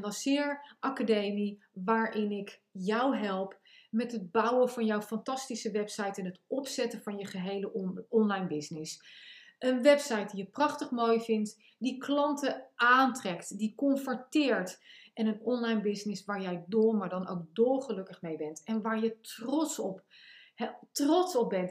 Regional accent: The Hague, South Holland, Netherlands; accent: Haags; mijn Haagse accent en mijn Amerikaanse heen en weer eh, van voren naar achter uh, zinsopbouw

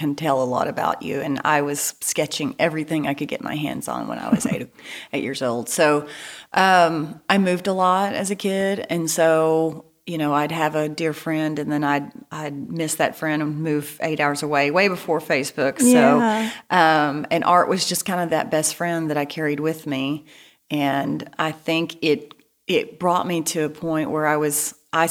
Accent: East Texas, United States; now in Bentonville, United States; I'm from East Texas, as you can probably tell by this accent

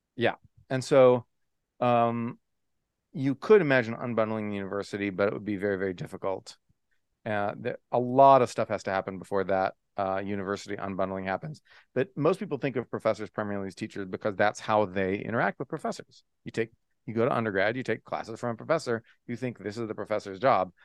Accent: Texas, United States; moved away as an adult; also born or lived in Oklahoma / California / Japan / Michigan; I was born in Oklahoma. Uh, lived there six weeks. Can't remember a bit of it, obviously. And then um, and then went to Texas, where I grew up.

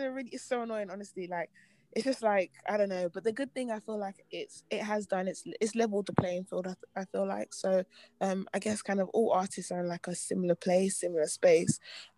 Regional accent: Nigeria; Yeah, I'm Nigerian. Yeah.

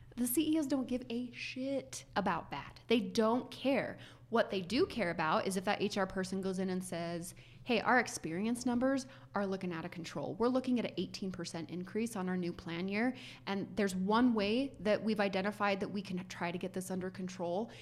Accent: United States; as an American who speaks very little Spanish

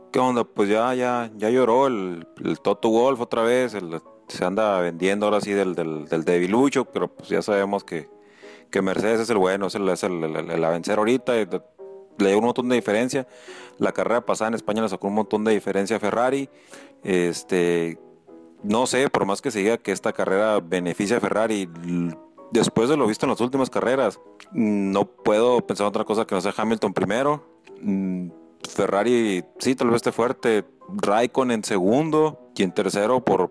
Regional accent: Mexico; en todos momentos me siento mexicano

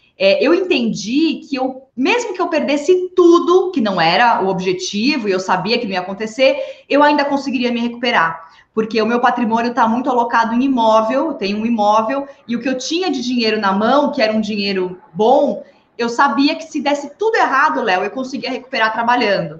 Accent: São Paulo, Brazil; Sou, eu sou nascida e criada em São Paulo, capital.

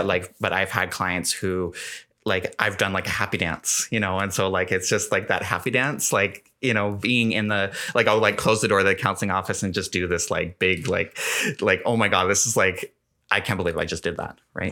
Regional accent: Gulf Islands, British Columbia, Canada; now in Kelowna, Canada; growing up on the Gulf Islands, I was very much, like, a sh-, sheltered

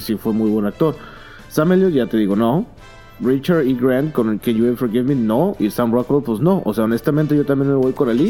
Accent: Mexico; soy mexicano y no soy malinchista

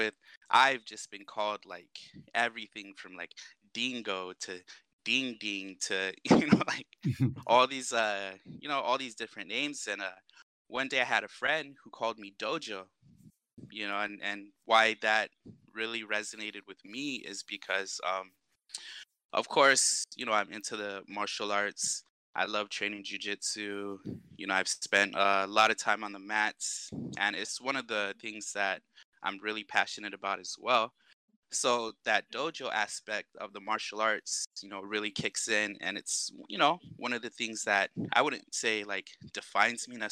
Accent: Washington, United States; also born or lived in Arizona; now in Guam; I grew up around Washington State, a little bit of time in Arizona. I made the move back to Guam about 2007

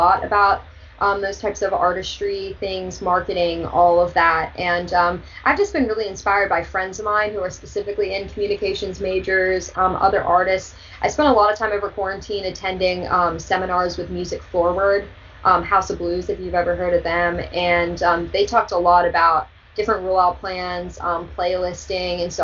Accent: Mifflin County, Pennsylvania, United States; Mifflin County 4-H Fair

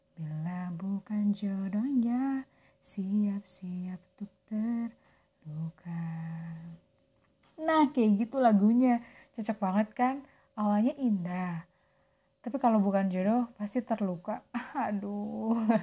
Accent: Soreang, West Java, Indonesia; Aku orang Soreang. Balik Bandung asli.

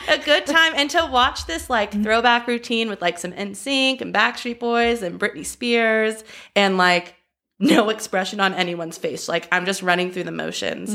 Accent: Los Angeles, California, United States; I grew up dancing in Los Angeles.

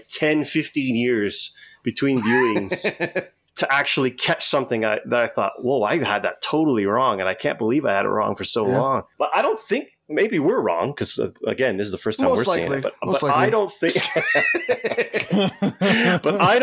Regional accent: Tecumseh, Ontario, Canada; also born or lived in Windsor, Ontario; I moved from Windsor to Tecumseh when I was in grade 3.

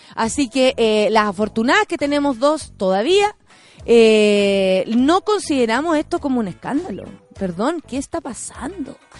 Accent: Chile

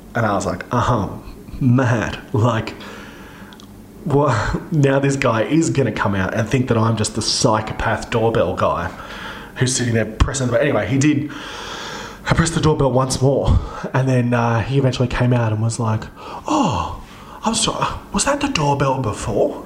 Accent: Central Coast, New South Wales, Australia; near one of the train stations on where I grew up on the Central Coast

